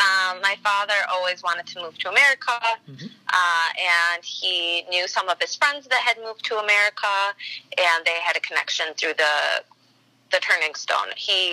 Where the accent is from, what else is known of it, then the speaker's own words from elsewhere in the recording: Syracuse, New York, United States; born there; also born or lived in New Hartford; I was born in Syracuse.